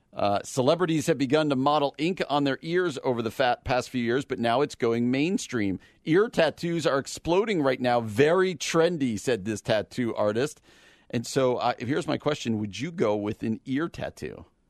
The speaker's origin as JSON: {"language": "English", "region": "New Jersey", "country": "United States", "tie": "born or raised there", "said": "New Jersey, my home state."}